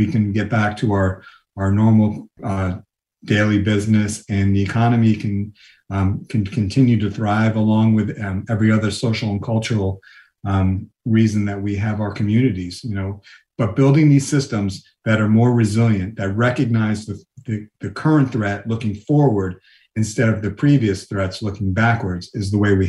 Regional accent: New York, United States; You know, I grew up in New York

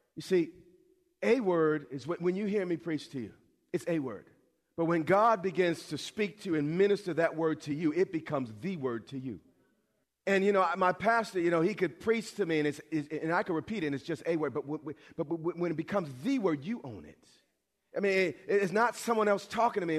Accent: New York, United States; I'm from New York.

